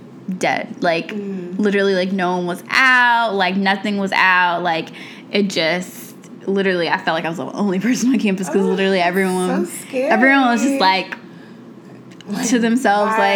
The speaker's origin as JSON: {"language": "English", "town": "Atlanta", "region": "Georgia", "country": "United States", "tie": "born or raised there", "also_born_or_lived": "Miami", "moved": "as an adult", "lives_now": "Chicago, United States", "said": "I grew up in Atlanta, so we don't usually get hit by hurricanes"}